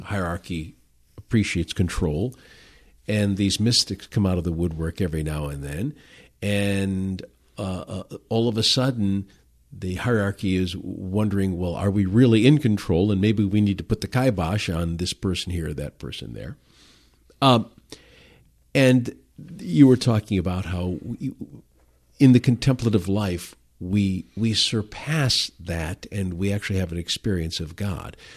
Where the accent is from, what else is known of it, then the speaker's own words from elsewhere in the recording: Detroit, Michigan, United States; now in Grand Rapids, United States; growing up in Detroit